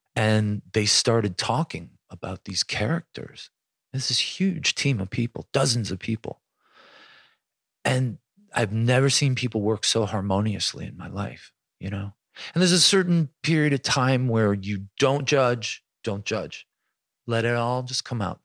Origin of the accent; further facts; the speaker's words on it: Buffalo, New York, United States; growing up in Buffalo had a lot